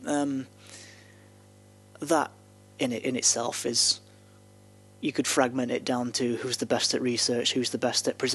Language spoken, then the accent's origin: English; the north of England, United Kingdom; accent: broadly northern; you can hear my accent now, and I'm still pretty broadly northern.